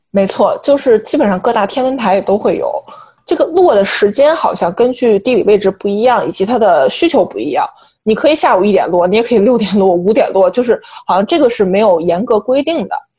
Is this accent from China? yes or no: yes; China; now in New York, United States; 我们作为中国人嘛，以及我们作为在纽约生活的外来人口